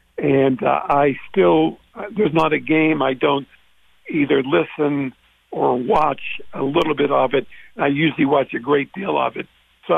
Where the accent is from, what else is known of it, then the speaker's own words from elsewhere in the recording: Pittsburgh, Pennsylvania, United States; I am Pittsburgh born and raised. In fact, the longest I've ever been out of Pittsburgh was when I covered the Pirates in spring training.